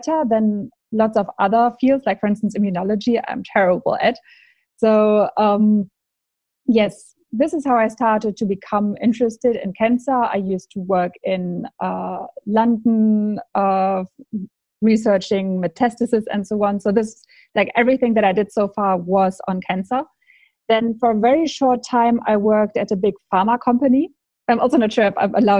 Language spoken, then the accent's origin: English; Germany; I am from Germany